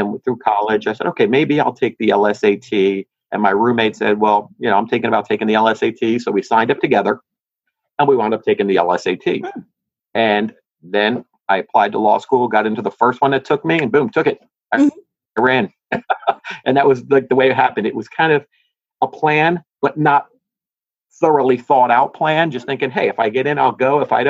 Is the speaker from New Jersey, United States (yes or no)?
yes; Hillside, New Jersey, United States; I grew up in New Jersey, in a little city outside of Newark called Hillside.